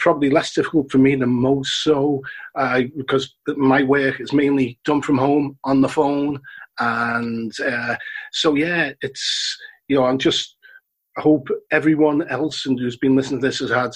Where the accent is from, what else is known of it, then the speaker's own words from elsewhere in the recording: Liverpool, North West England, United Kingdom; the people in Scotland Road area, the people that I'm descended from, they would have referred to themselves as Irish. Right. If you would have asked them to self-describe, they would have said, "I'm Irish." And then they became Scouse. And of course, you know, where I come from, the Scotland Exchange electoral area